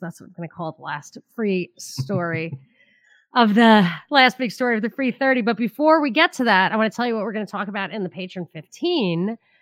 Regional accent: New York, United States; where I grew up in New York

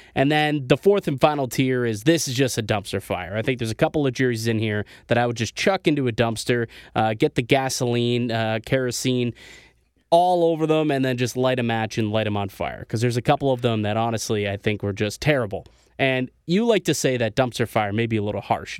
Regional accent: Niagara Falls, Ontario, Canada; also born or lived in Toronto; I'm from Niagara Falls, right? As, as some people know, if you're new to this show, I'm, you know, from Niagara Falls, lived in Toronto for a few years.

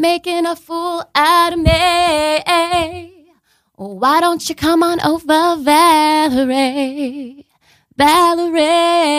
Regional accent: West Seneca, New York, United States; also born or lived in Krakow, Poland; I'm from West Seneca, New York. It's a suburb of Buffalo.

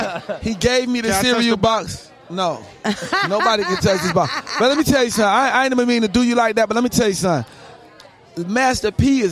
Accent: Miami, Florida, United States; I didn't grow up in Miami. I grew up in Dade County.

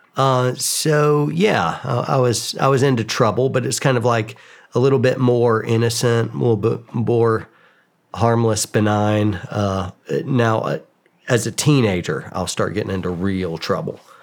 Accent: suburbs of Atlanta, Georgia, United States; I grew up in Georgia, kind of the suburbs of Atlanta

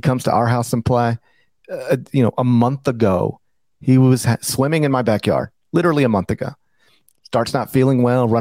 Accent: Memphis, Tennessee, United States; that is an amazing place in my hometown.

